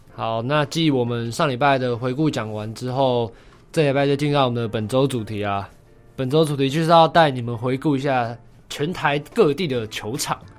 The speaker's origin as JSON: {"language": "Chinese", "region": "Taipei", "country": "Taiwan", "said": "我是台北人"}